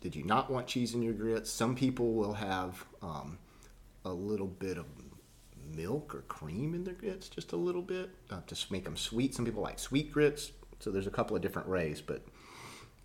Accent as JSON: {"language": "English", "region": "the South", "country": "United States"}